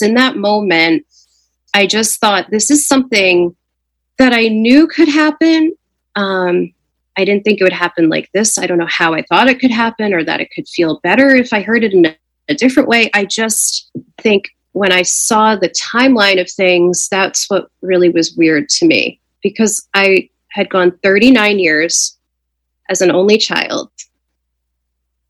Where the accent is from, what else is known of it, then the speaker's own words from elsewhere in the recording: New Jersey, United States; I'm 41 years old and I'm from New Jersey